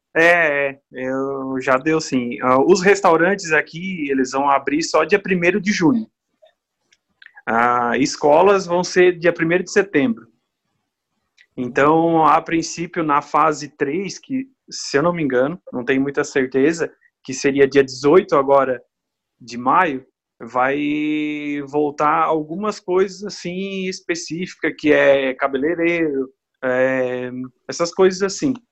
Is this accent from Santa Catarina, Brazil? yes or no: yes; southern Santa Catarina, Brazil; moved away as an adult; now in Italy; eu sou do sul de Santa Catarina